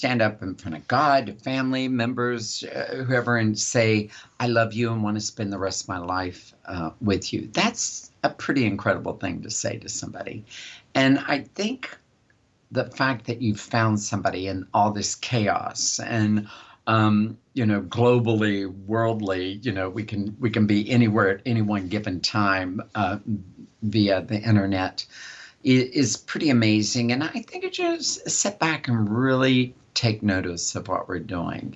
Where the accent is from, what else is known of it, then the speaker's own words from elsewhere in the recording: West Virginia, United States; I grew up in West Virginia. I'm a West Virginian.